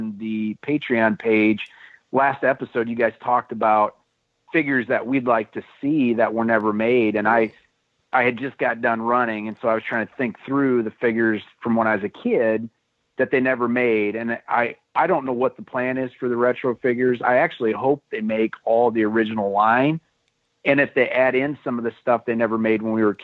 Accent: Iowa, United States; I'm from Iowa. We didn't have all those stores

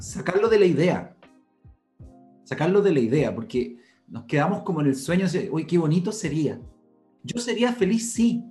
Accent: Santiago, Santiago Metropolitan Region, Chile; yo nací acá en Santiago, hijo de un padre español

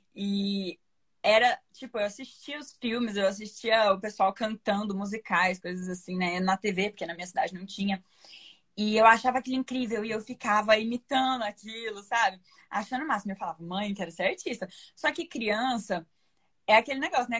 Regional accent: Uberlândia, Minas Gerais, Brazil; now in São Paulo, Brazil; eu moro em São Paulo, embora eu seja de Minas

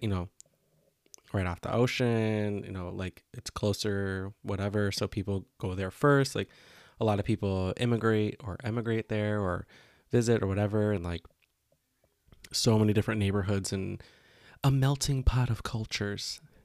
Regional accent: Chicago, Illinois, United States; growing up in Chicago, it's, like, one of the greatest food cities

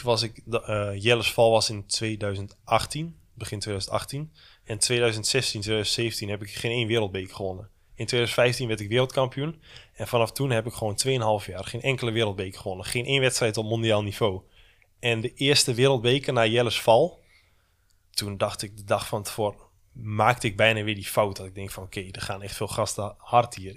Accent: Netherlands; ik kom uit Nederland, ik heb heel mijn leven al in de regen gefietst

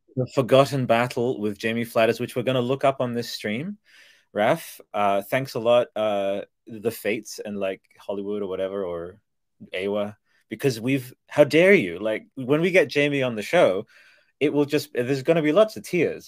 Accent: Australia; I'm Australian.

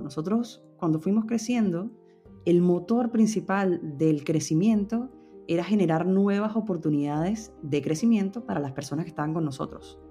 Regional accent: Venezuela; moved away as an adult; now in Madrid, Spain; somos venezolanos

